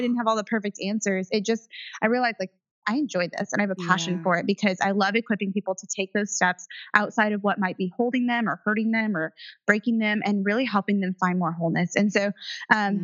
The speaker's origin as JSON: {"language": "English", "region": "Indiana", "country": "United States", "tie": "born or raised there", "said": "i was raised in Indiana in the cornfield"}